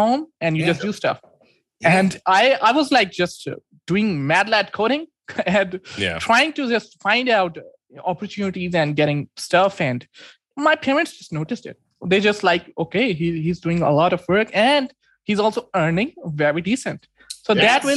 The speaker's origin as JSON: {"language": "English", "town": "Islamabad", "region": "Islamabad Capital Territory", "country": "Pakistan", "said": "I'm from Pakistan. And cool. The city is Islamabad."}